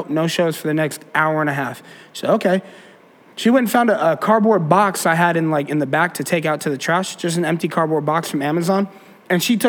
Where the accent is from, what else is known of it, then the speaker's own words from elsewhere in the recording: Colorado, United States; also born or lived in Florida; now in Detroit, United States; when I was a kid, I grew up in Colorado, and being born in Colorado is like the greatest thing